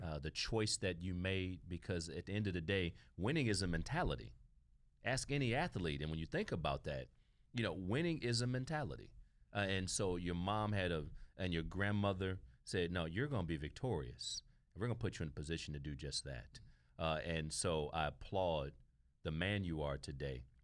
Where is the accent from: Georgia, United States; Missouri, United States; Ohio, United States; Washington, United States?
Ohio, United States; Toledo; moved away; I grew up in inner city of Toledo, Ohio